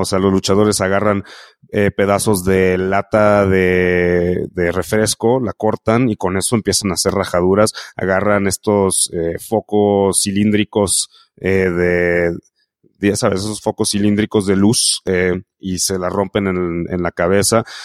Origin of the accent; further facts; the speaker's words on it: Mexico; como mexicanos